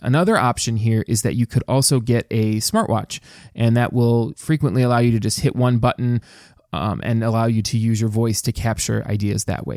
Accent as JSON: {"language": "English", "town": "Dearborn", "region": "Michigan", "country": "United States", "tie": "born or raised there", "said": "I actually grew up in the east end of Dearborn, Michigan"}